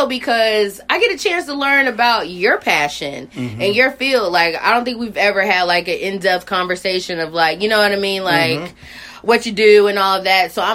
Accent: North Carolina, United States; We are from North Carolina.

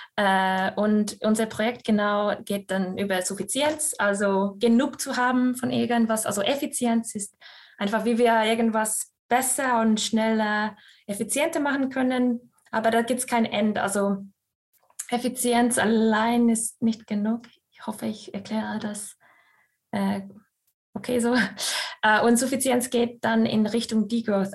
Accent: Scotland, United Kingdom; German is a second language; also born or lived in Estonia / Vienna, Austria; now in Münster, Germany; ich gebürtige Estin bin und in Schottland aufgewachsen

